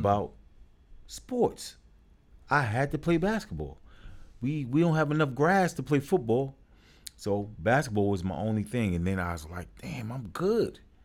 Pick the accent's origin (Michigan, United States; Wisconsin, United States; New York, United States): New York, United States; New York City; born and raised in Brooklyn.